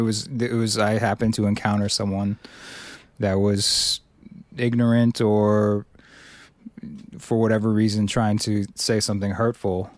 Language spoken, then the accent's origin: English; Cambridge, Massachusetts, United States; I grew up primarily in Cambridge.